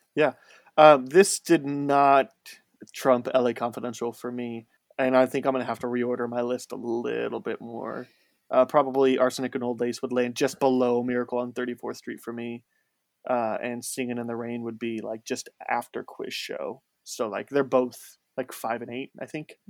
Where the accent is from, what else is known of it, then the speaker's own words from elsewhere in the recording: Chicago suburbs, Illinois, United States; moved away as an adult; also born or lived in Indiana; now in Iowa, United States; I grew up in the Chicago suburbs and, like, about on the Indiana side.